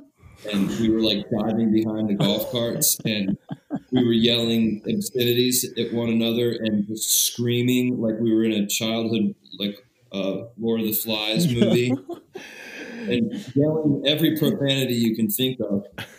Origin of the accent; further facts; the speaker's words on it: Springfield, Ohio, United States; Springfield, Ohio.